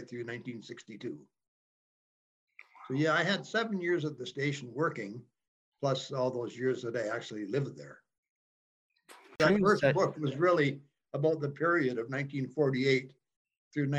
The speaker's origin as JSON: {"language": "English", "town": "Banff", "region": "Alberta", "country": "Canada", "tie": "born or raised there", "also_born_or_lived": "Cochrane, Alberta", "moved": "as an adult", "lives_now": "Kaslo, Canada", "said": "I grew up in Banff. I was raised in Banff, went through school"}